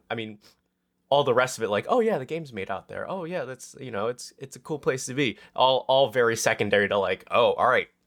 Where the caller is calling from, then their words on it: Pacific Northwest, United States; coming from uh you know, the Pacific Northwest.